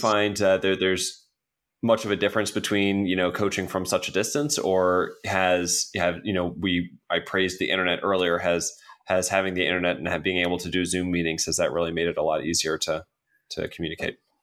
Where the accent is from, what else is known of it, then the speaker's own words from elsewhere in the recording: United States; as an American